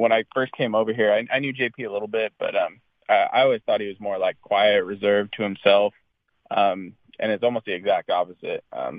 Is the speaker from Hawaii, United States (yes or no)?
no; West Covina, California, United States; also born or lived in San Diego; I grew up in West Covina, and then, like you said, went to college in San Diego.